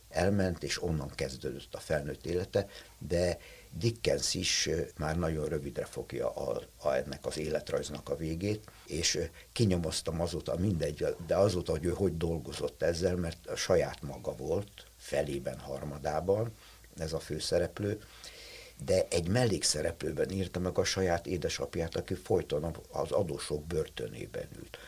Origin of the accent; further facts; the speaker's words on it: Budapest, Hungary; én egy telekitéri szobakonyhában nevelkedtem, voltam kisgyerek